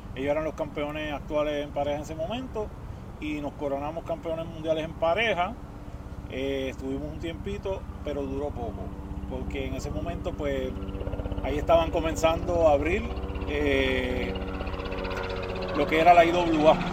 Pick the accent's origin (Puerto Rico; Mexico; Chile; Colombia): Puerto Rico; fue en Puerto Rico. Eh, de chamaquito